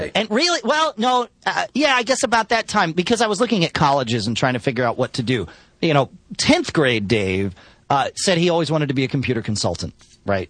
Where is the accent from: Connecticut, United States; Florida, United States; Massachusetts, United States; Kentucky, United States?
Connecticut, United States; moved away; I grew up in Connecticut